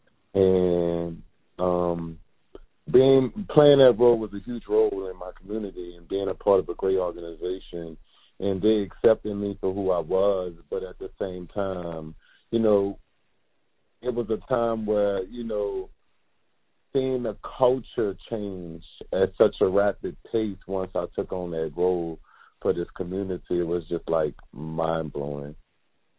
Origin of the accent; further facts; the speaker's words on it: New Orleans, Louisiana, United States; Born and raised in the Treme neighborhood, grew up in the Abbeville housing projects, born and raised